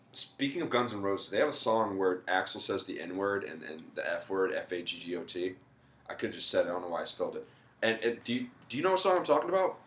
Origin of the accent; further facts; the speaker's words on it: Mobile, Alabama, United States; moved away as an adult; also born or lived in Daphne, Alabama / Beaver County, Pennsylvania; now in Pittsburgh area, United States; I'm from Mobile originally. I moved to Daphne when I was like, so fuck, how old was I? Uh, like 16 or something